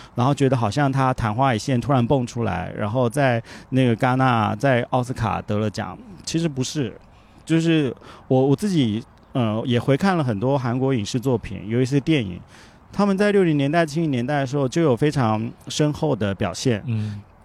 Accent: Taiwan; first language Japanese; moved away as an adult; also born or lived in Shanghai, China / South Korea / Japan / Tianjin, China; 回到台湾的时候，它毕竟是我的故乡

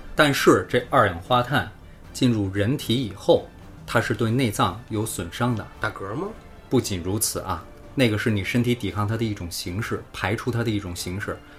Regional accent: China; 我们中国人

